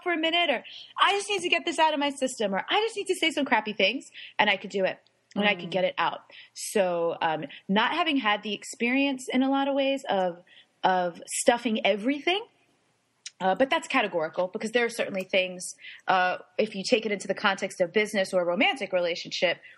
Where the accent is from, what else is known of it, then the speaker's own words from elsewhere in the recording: New York, United States; now in San Diego, United States; My family, I'm Italian and Puerto Rican, and I'm a New Yorker